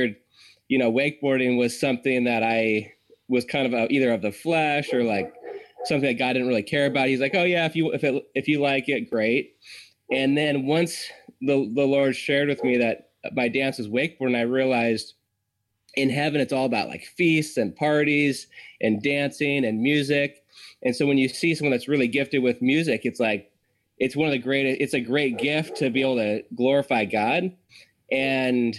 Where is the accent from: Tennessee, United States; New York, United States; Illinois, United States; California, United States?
California, United States; Santa Cruz; where I grew up in Santa Cruz